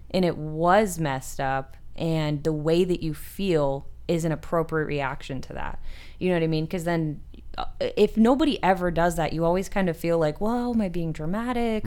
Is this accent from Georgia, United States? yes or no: no; Marseilles, Illinois, United States; now in Arizona, United States; I'm from the Midwest